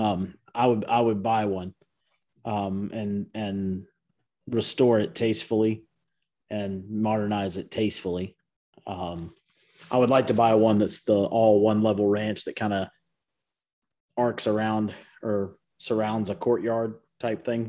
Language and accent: English; DeKalb County, Georgia, United States; I grew up in DeKalb County